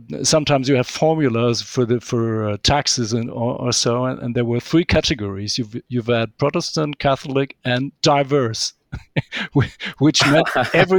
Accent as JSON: {"language": "English", "town": "Kassel", "region": "Hesse", "country": "Germany", "tie": "born or raised there", "moved": "yes", "lives_now": "Hanover, Germany", "said": "my hometown is actually Kassel in the county of Hessen"}